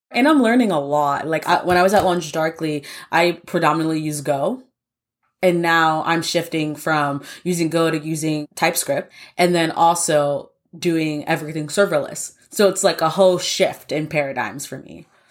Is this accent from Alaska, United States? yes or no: no; New York, United States; Born and raised in New York